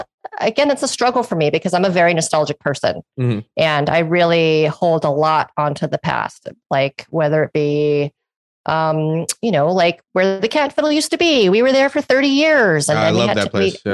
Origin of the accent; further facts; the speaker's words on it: Los Angeles, California, United States; me growing up in Hollywood